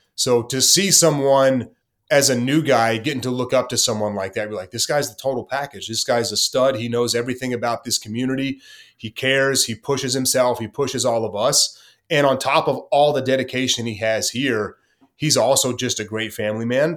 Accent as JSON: {"language": "English", "town": "Corsicana", "region": "Texas", "country": "United States", "tie": "born or raised there", "moved": "yes"}